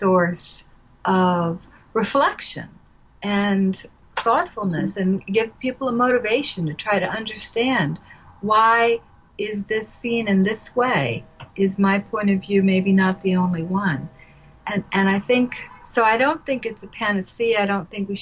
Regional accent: the South, United States; also born or lived in Panama; growing up in the South in the 60s

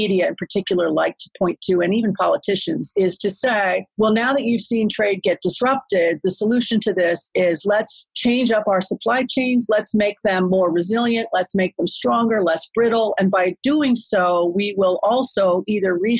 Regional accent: United States; moved away as an adult; now in Singapore; I am an American, but I've been here in Singapore for more than 16 years

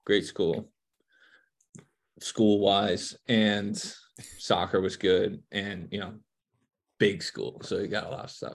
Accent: New Jersey, United States; moved away as an adult; now in Cincinnati, United States; we're from Jersey

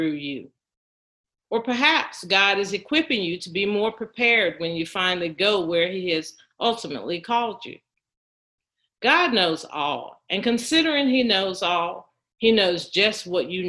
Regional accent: Durham, North Carolina, United States; moved away as an adult; my hometown of Durham

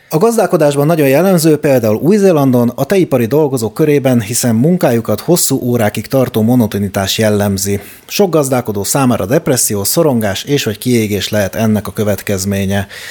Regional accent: Hungary; now in Budapest, Hungary; én is vidéki gyerek vagyok

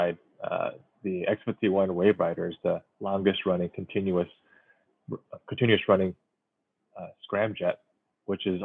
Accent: Silicon Valley, California, United States; growing up in Silicon Valley

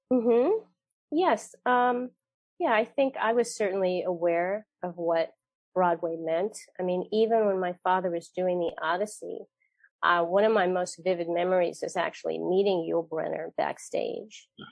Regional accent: The Hague, South Holland, Netherlands; I was born there in The Hague

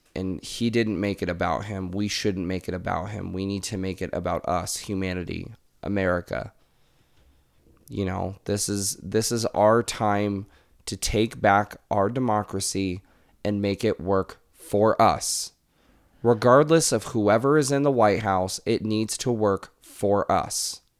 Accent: United States; as an American

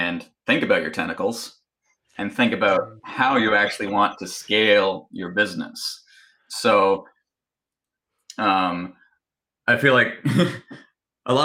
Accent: Canada; I am Canadian

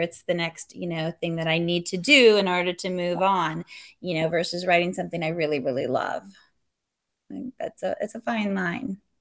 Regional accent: California, United States; moved away; also born or lived in Texas; I was born and raised in California, moved to Texas, and now we're here

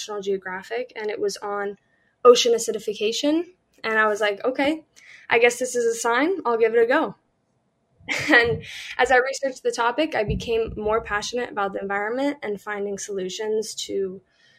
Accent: Columbia, Maryland, United States; I grew up in Columbia, Maryland

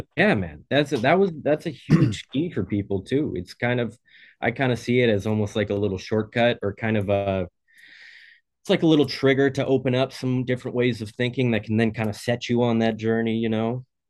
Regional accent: Oregon, United States; I'm from Oregon

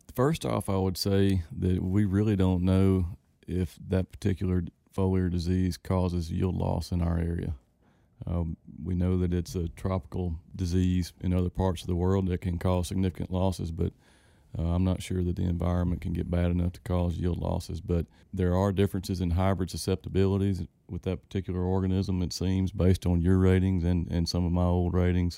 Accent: Winnsboro, Louisiana, United States; I was born and raised in Winsboro, Louisiana

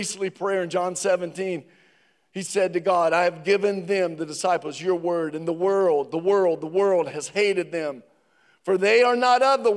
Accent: Virginia, United States; my mother, growing up in Virginia, my mother made a world-class sweet tea

